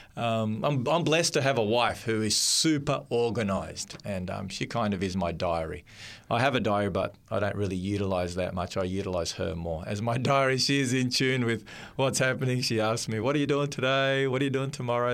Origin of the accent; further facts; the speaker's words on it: Melbourne, Victoria, Australia; I grew up in Melbourne, and Melbourne's a little bit cool in the winter time.